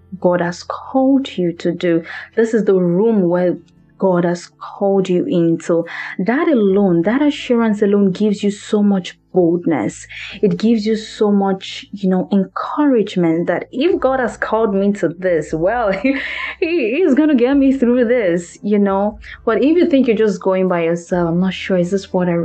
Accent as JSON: {"language": "English", "country": "Nigeria", "second_language": "English", "moved": "yes", "lives_now": "Los Angeles, United States", "said": "I'm from Maryland, by the way, of Nigeria."}